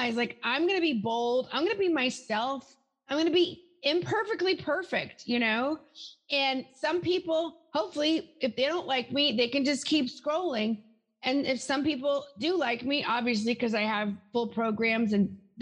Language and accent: English; the South, United States; moved away; I'm from the South originally.